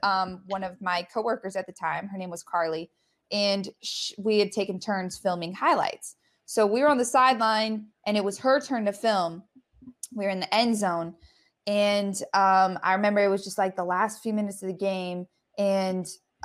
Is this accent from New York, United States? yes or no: no; Colorado, United States; moved away; I'm from Colorado